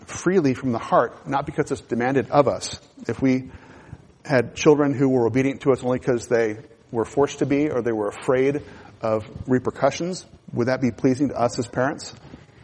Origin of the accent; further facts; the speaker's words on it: United States; as Americans